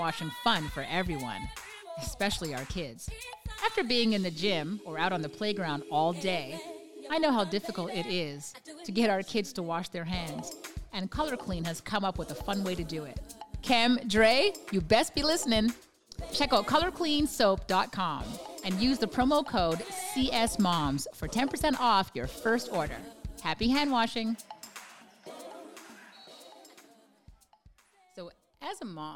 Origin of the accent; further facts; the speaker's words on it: Montreal, Quebec, Canada; I'm from Montreal, Canada